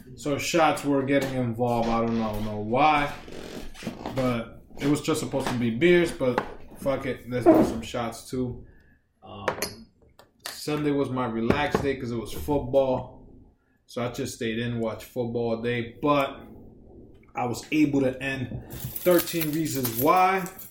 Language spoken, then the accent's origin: English; New York, United States; I grew up in New York